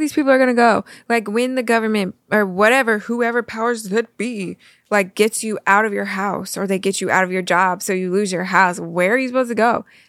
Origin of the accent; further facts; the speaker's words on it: Missouri, United States; now in Florida, United States; we come from the Midwest. We come from Missouri.